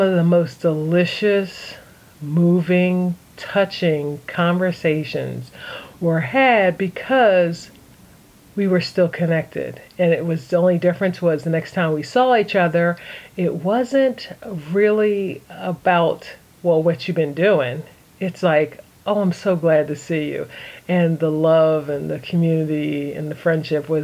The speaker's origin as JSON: {"language": "English", "town": "Philadelphia", "region": "Pennsylvania", "country": "United States", "said": "I'm originally from Philadelphia"}